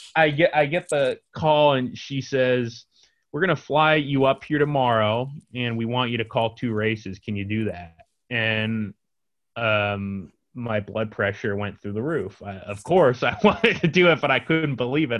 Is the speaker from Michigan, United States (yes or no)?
no; San Diego, California, United States; now in San Francisco, United States; I'm in San Diego right now with my family.